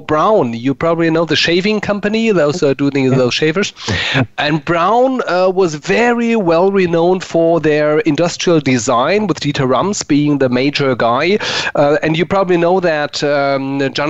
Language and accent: English; Frankfurt, Hesse, Germany; English is a second language; moved away as an adult; also born or lived in Munich / Hamburg; now in Berlin, Germany; I was born in Munich, was grown up in Frankfurt, lived near Hamburg for more than 20 years